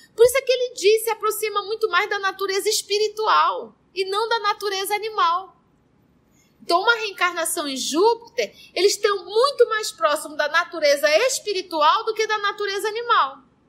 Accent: Barés, Amazonas, Brazil; Aqui nós, os barés

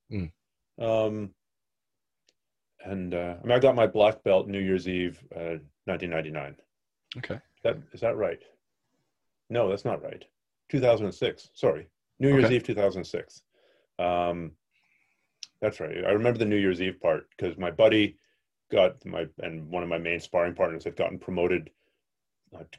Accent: Canada; I'm a Canadian.

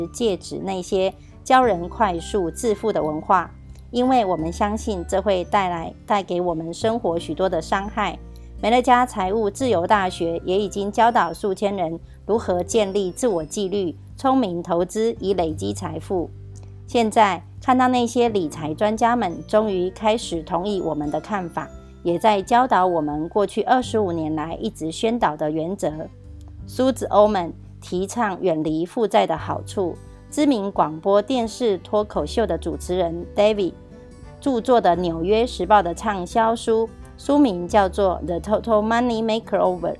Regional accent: Miaoli County, Taiwan; 今天要为大家导读的主题是建立并捍卫不易获致的储蓄金。

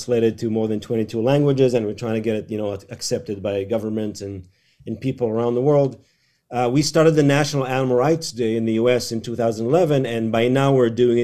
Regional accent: Israel; So I grew up in Israel

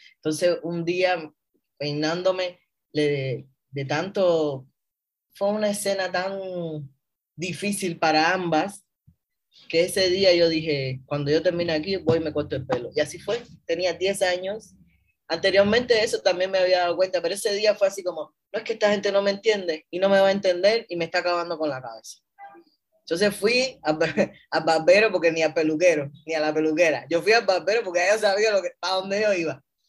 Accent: Havana, Cuba; moved away as an adult; also born or lived in San Cristóbal de las Casas, Chiapas, Mexico; now in Mexico; Yo nací en La Habana, Cuba, en el año 1985. Eh, me crié en uno de los barrios eh, de las afueras de la ciudad que se llama Reparto Eléctrico

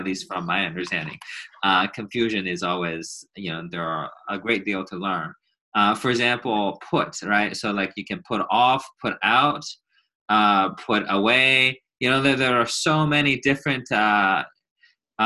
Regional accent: China; first language Chinese; English is a second language; moved away

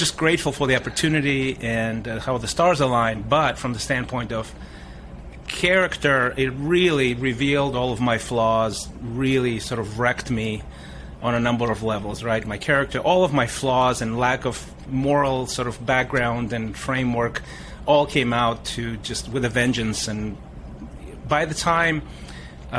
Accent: Russia; moved away; also born or lived in Africa; We moved from Africa back to the Soviet Union, which is where my mom is from

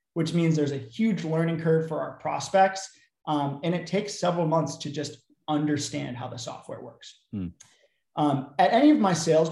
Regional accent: Bay Area, California, United States; I was from the Bay Area, so after I graduated, couldn't find a great job off the bat, ended up moving back home

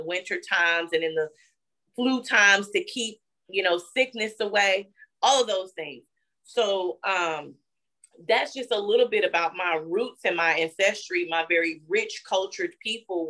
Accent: Gatesville, Texas, United States; also born or lived in Ferguson, Missouri; I'm from Texas, a little rural town called Gatesville

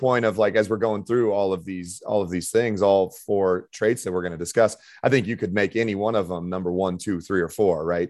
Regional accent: Denver, Colorado, United States; moved away as an adult; also born or lived in Irvine, California / Spain; I'm from Denver, Colorado

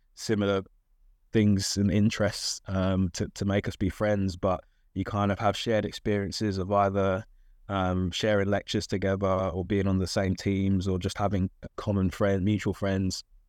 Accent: London, United Kingdom; I'm from South London, uh, and still live in South London, actually.

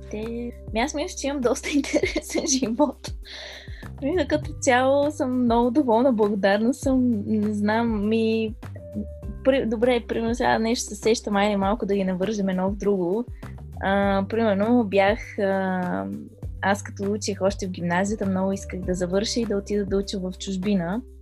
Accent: Pleven, Pleven Province, Bulgaria; now in Nanjing, China; съм от Плевен, България, обаче в момента се намирам в Нанджинг, Чайна, Китай.

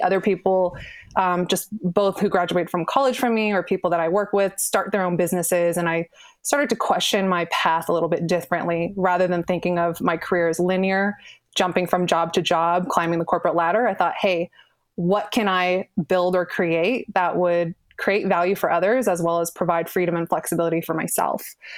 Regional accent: Bay Area, California, United States; I'm born and raised in the Bay Area

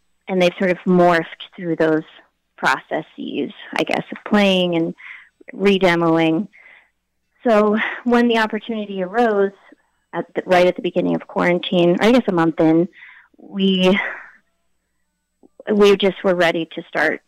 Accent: Oakland, California, United States; moved away as an adult; also born or lived in Berkeley, California / New York / Connecticut; now in Ohio, United States; I was raised in the Bay Area, so East Bay, California, Berkeley and Oakland, which is where I lived till right before I turned 30

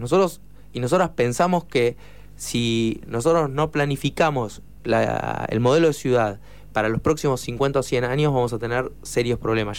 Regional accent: La Plata, Buenos Aires Province, Argentina; yo soy platense

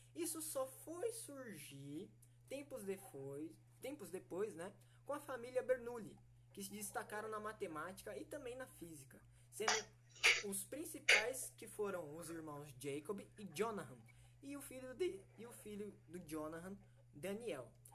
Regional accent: São Paulo, Brazil; now in Panorama, Brazil; sou da cidade de Panorama, né? Mas eu nasci em São Paulo.

